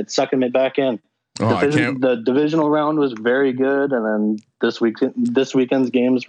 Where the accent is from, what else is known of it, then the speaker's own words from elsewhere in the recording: Detroit, Michigan, United States; moved away as an adult; now in Pittsburgh, United States; I'm from Metro Detroit, go to school in Pittsburgh.